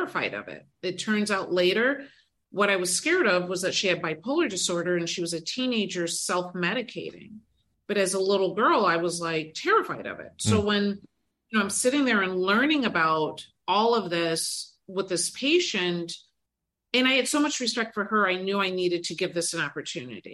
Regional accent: Detroit, Michigan, United States; now in Cleveland, United States

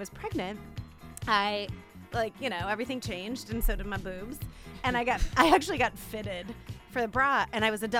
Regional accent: Chicago, Illinois, United States; moved away; I grew up in Chicago

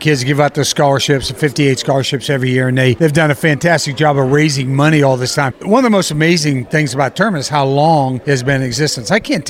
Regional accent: East Coast, United States; moved away as an adult; now in Kansas City, United States; I'm from the East Coast originally, right? So when I settled here and got here in 1981, I didn't know much about it.

